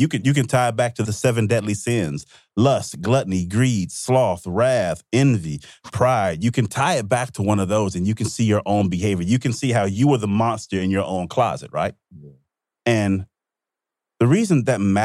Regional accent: Mississippi, United States; I grew up in Mississippi

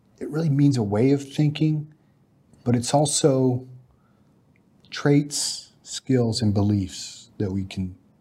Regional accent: Alaska, United States; I'm a Texan by ancestry, but Alaskan by childhood.

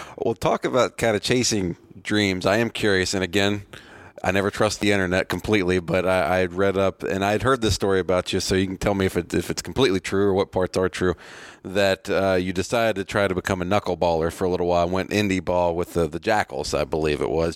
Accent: Virginia, United States; I grew up in Virginia.

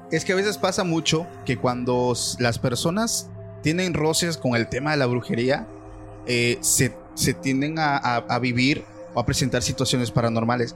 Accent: Mexico; aquí en mi país

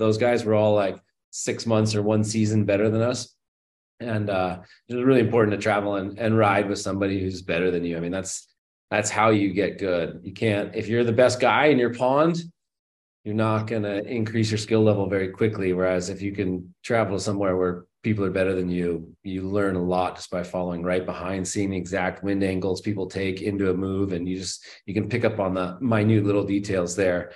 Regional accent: Berkeley, California, United States; I grew up in Berkeley, California, which is, you know, San Francisco Bay Area

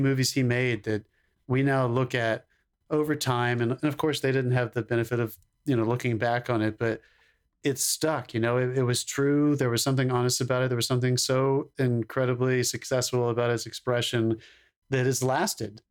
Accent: Concord, North Carolina, United States; first feature film that was filmed in my hometown

